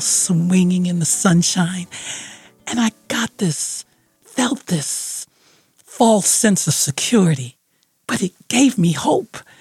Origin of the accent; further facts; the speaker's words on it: Detroit, Michigan, United States; my hometown of Detroit